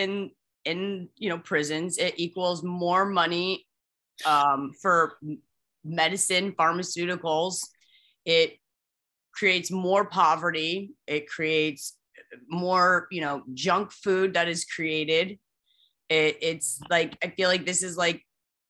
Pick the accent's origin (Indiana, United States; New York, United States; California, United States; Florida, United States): Indiana, United States; I'm from Indiana